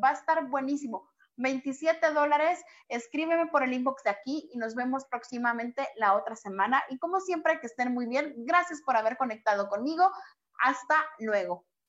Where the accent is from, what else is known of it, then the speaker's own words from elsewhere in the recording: Guatemala; now in Mexico; yo soy de Guatemala y radico en México